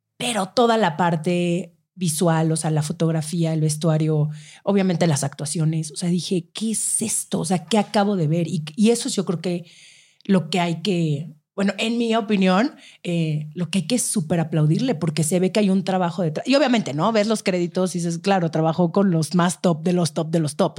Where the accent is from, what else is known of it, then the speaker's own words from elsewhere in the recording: Mexico; así somos los mexicanos